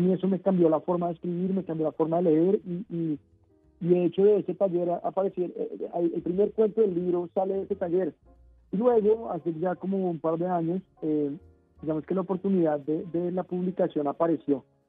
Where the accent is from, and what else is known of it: Colombia